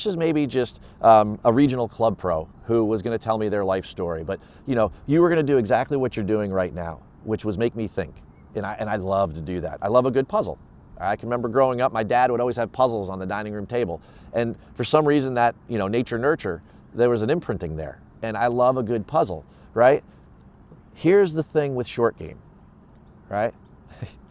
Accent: Edison, New Jersey, United States; moved away as an adult; also born or lived in Florida / Rhode Island; I spent time when I was a kid growing up in North Edison, Menlo Park

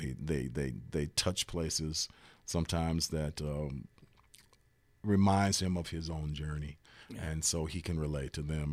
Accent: Cleveland, Ohio, United States; a kid growing up in Cleveland

